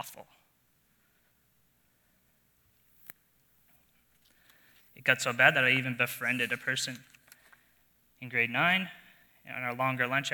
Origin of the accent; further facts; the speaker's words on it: New Brunswick, Canada; moved away; I grew up in New Brunswick, in a small town, surrounded by family